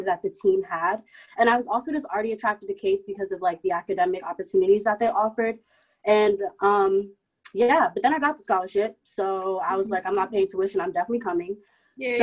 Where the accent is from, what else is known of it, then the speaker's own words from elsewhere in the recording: Maryland, United States; moved away as an adult; now in Cleveland, United States; I'm from Maryland. I live about 10 minutes outside of DC